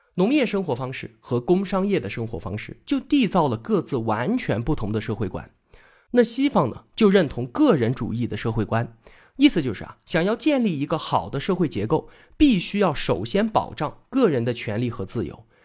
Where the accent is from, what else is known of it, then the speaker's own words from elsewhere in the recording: China; 我们中国人